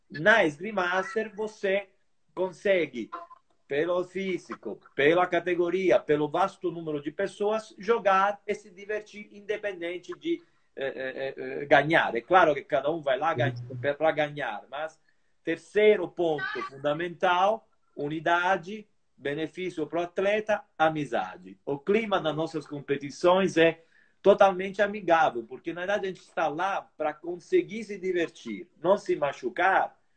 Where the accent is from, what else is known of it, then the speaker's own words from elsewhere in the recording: Brazil; Além de eu ser meio brasileiro ou meio italiano, eu sou brasileiro, claro